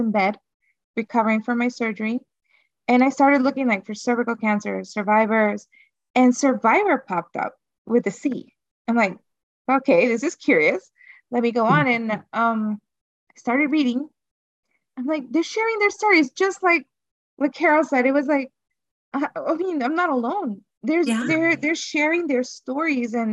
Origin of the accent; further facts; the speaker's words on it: Honduras; I'm from Honduras